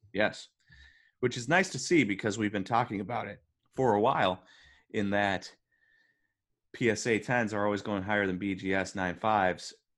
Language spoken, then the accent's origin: English; Wisconsin, United States; we're from Wisconsin